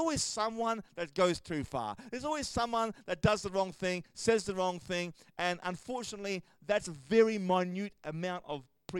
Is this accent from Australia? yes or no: yes; Australia